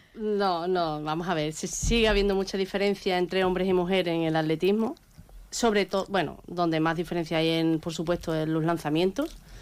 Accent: Andalusia, Spain; yo soy la andaluza

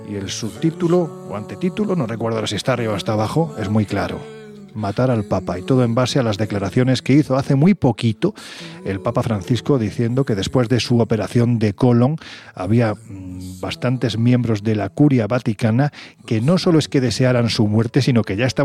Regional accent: Andalusia, Spain; yo soy andaluz. Los andaluces somos un poquitín supersticiosos.

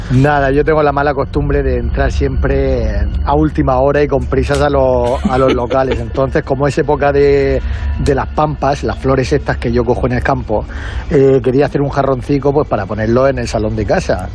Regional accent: Region of Murcia, Spain; yo soy murciano

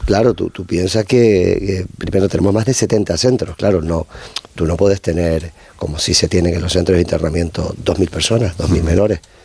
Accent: Canary Islands, Spain; siendo de Canarias

